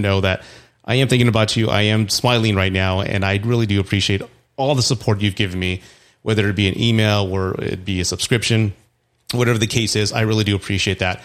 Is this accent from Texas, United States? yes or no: yes; Texas, United States; in Texas, which is my home state